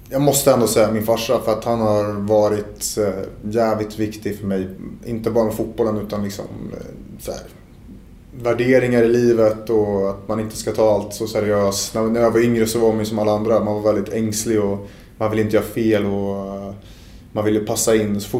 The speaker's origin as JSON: {"language": "Swedish", "town": "Stockholm", "region": "Stockholm County", "country": "Sweden", "said": "jag är ju stockholmare i Sverige."}